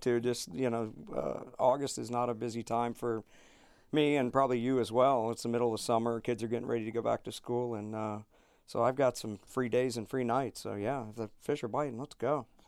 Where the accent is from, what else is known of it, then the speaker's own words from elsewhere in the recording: Fort Lauderdale, Florida, United States; also born or lived in Chokoloskee, Florida; I grew up on the East Coast of, in Pompano and Fort Lauderdale